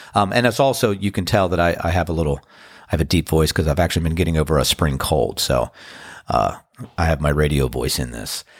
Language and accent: English; Washington, District of Columbia, United States; now in Outer Banks, United States; Being from Washington, D C